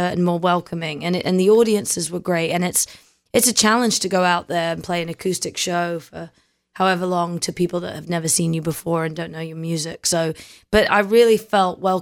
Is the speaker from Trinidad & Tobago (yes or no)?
no; London, United Kingdom; moved away; also born or lived in New Zealand; I was born in London in a place called Kingston-upon-Thames, which sounds very regal